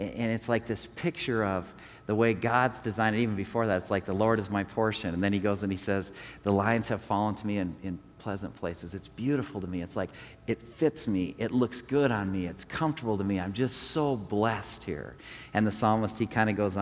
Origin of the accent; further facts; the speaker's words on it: Rapid City, South Dakota, United States; I grew up here in Rapid City